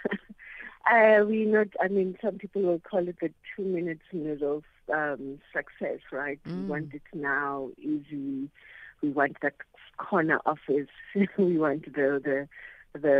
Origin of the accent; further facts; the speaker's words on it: Soweto, Gauteng, South Africa; now in Langa, South Africa; I grew up in Soweto, I stay in Langa